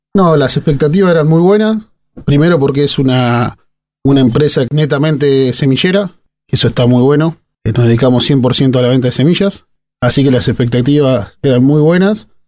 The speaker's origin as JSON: {"language": "Spanish", "town": "Madero", "country": "Argentina", "tie": "born or raised there", "said": "Hice fútbol de chico en mi pueblo, en Madero. Soy de un pueblo ah, de 2.000 habitantes"}